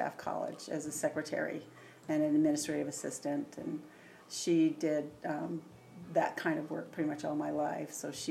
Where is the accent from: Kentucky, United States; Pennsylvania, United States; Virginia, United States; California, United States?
Virginia, United States; Tidewater; now in Arizona, United States; I'm from Virginia. Oh, really? What part? The Tidewater area, which is like Norfolk, Virginia Beach, Newport News. It's down the southern, just above North Carolina.